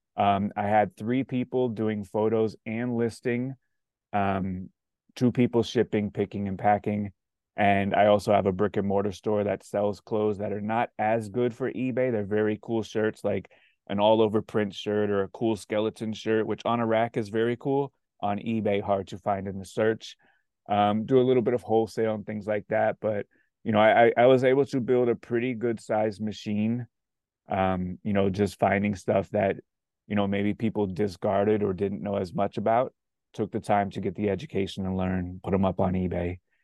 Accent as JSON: {"language": "English", "region": "South Florida", "country": "United States", "said": "I'm from South Florida."}